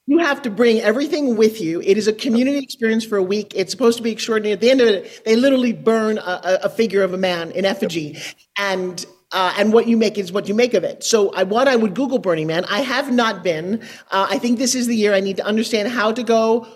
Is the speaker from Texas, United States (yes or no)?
no; New York, United States; I'm from New York.